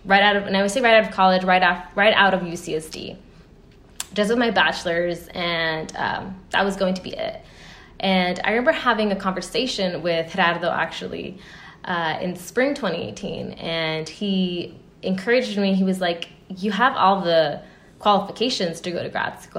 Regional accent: United States; me being American

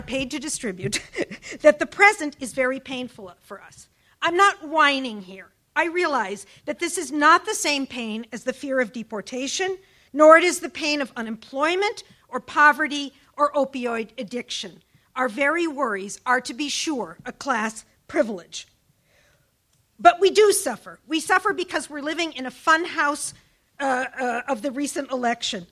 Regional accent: Minnesota, United States; my home state, Minnesota

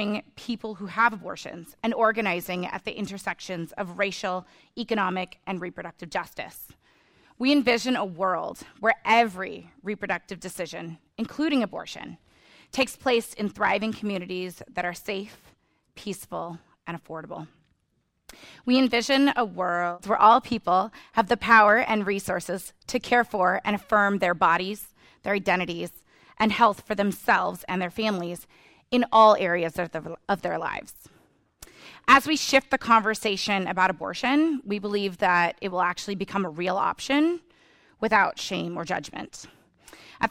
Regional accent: Illinois, United States; Illinois, my home state

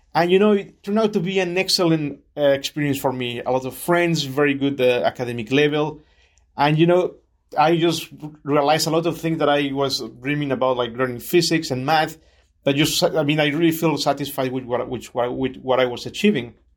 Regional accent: Chiapas, Mexico; moved away as an adult; also born or lived in Mexico City; now in California, United States; my family moved to Chiapas, which is what I call home

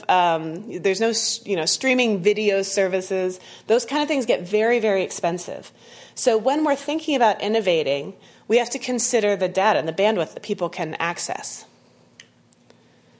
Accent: Texas, United States; moved away; I grew up in Texas

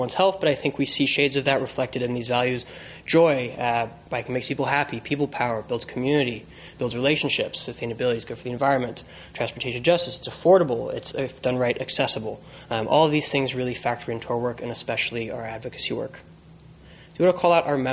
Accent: San Francisco, California, United States; moved away as an adult; also born or lived in Los Angeles; being born and raised in San Francisco

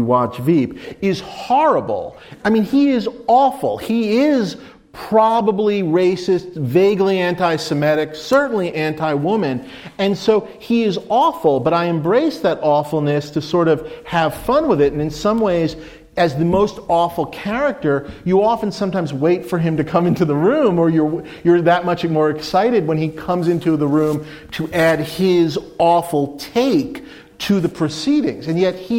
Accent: New York, United States; I'm a Jew from New York. I'm a fat Jew from New York.

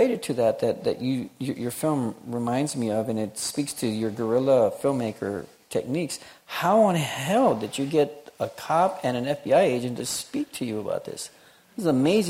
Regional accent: Houston, Texas, United States; I'm from Houston

